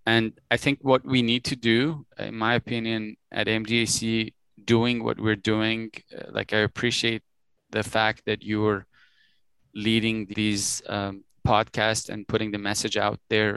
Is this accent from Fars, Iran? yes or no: no; Tehran, Tehran Province, Iran; now in Toronto, Canada; I was born in Tehran, uh, which is a city, the capital city in Iran. I spent good chunk of my life, early years of my life, growing up in Iran with my family, and at some point we decided to immigrate to Canada